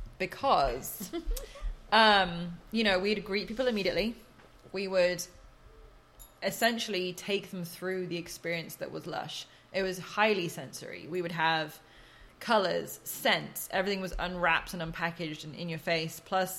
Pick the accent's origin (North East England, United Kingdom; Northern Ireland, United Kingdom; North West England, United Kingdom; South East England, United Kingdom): South East England, United Kingdom; Oxford; born or raised there